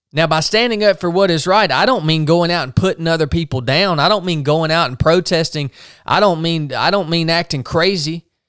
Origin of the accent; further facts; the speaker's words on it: United States; I'm an American.